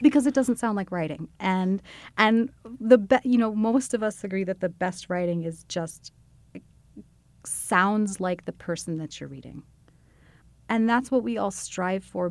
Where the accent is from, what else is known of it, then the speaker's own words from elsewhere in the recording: United States; as an American Jew who does not speak anything close to fluent Hebrew